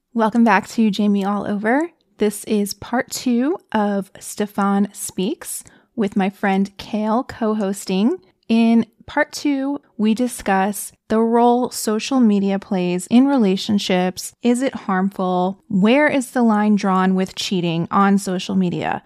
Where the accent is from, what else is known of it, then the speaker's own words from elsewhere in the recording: East Coast, United States; now in California, United States; I'm from the East Coast.